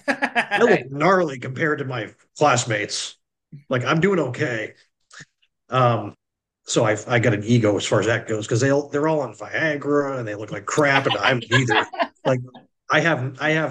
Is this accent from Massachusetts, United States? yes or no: yes; Massachusetts, United States; now in South Carolina, United States; I'm from Massachusetts originally